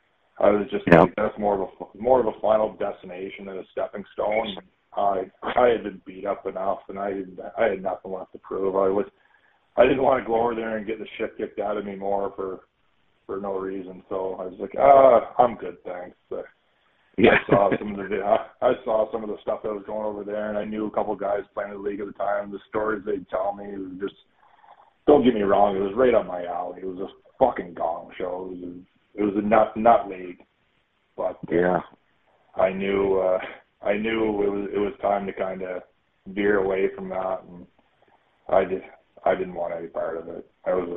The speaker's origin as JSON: {"language": "English", "region": "East Coast", "country": "Canada", "said": "Yeah, I'm from the East Coast originally, and I love the city."}